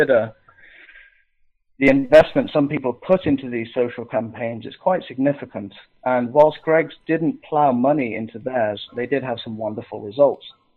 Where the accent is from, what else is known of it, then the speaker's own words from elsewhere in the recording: Scotland, United Kingdom; I'm a Scottish heathen